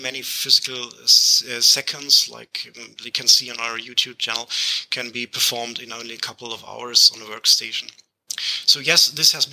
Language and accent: English; Germany; English is a second language; I'm from Germany, which is the case where I have this strange accent.